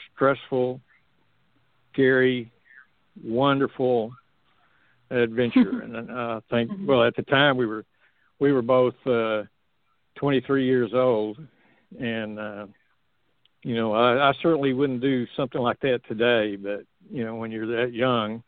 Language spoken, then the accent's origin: English; Texas, United States; I'm from Texas